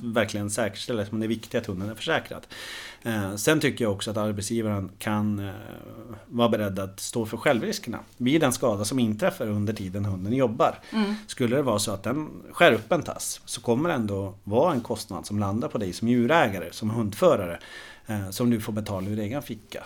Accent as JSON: {"language": "Swedish", "country": "Norway", "moved": "as an adult", "lives_now": "Sweden", "said": "jag är en glad norrman som har bott i Sverige nu i snart 15 år"}